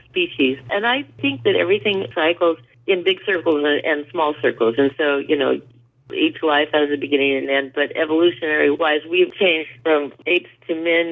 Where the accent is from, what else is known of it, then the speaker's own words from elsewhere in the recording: Berkeley, California, United States; I grew up in Berkeley, so I grew up next to a fraternity